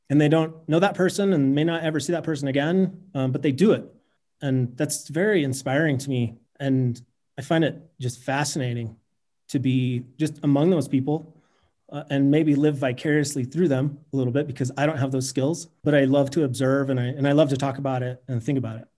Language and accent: English; Salt Lake City, Utah, United States; moved away as an adult; now in Jackson Hole, United States; I grew up in Salt Lake City